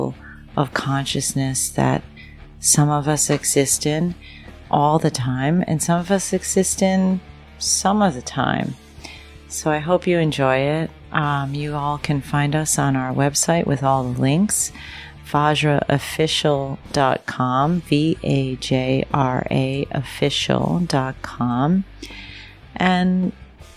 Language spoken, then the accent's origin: English; New York City, New York, United States; We're from New York City